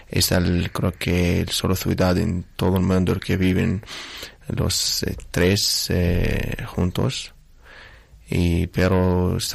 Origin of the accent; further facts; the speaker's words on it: Beit Sahour, Bethlehem Governorate, Palestine; Spanish is a second language; en Belén hay ahora más de como mi pueblo en Sahur hay más de 70% estos cristianos